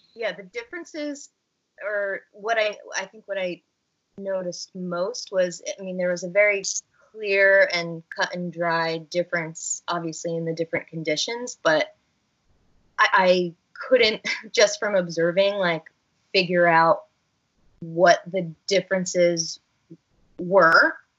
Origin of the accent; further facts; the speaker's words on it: Northern New Jersey, United States; it was in my hometown